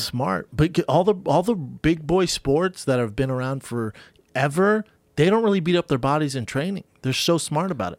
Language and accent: English; Louisiana, United States; we're both from Louisiana.